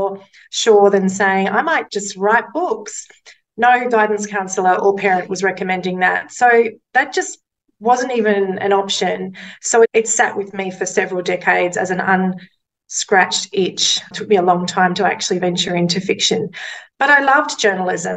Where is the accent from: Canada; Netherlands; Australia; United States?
Australia; Mackay, Queensland; One of the first newspapers I worked at was in my hometown of Mackay